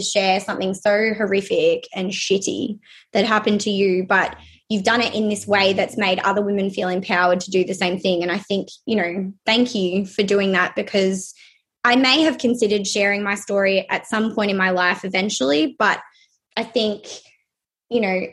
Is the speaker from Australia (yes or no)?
yes; Melbourne, Victoria, Australia; I have been born and raised in Melbourne, lived here my whole life.